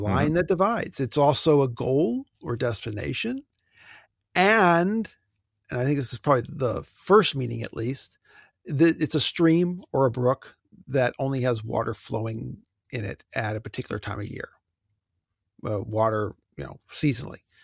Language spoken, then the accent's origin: English; United States; I grew up on Lake Erie